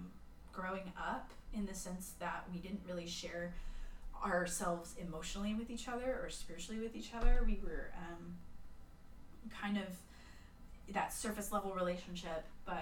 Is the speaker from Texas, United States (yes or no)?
yes; Plano, Texas, United States; now in Abilene, United States; I'm in Abilene, thriving metropolis of Abilene. I came from Plano to Abilene for school, for college, and Hardin Simmons University.